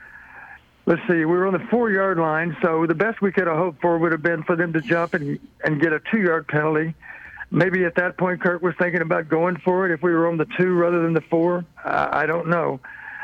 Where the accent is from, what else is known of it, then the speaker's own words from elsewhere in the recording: Blooming Grove, Texas, United States; I was from Blooming Grove